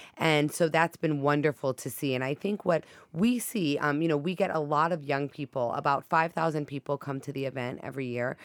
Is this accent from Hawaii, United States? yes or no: yes; Hawaii, United States; now in Boston, United States; growing up in Hawaii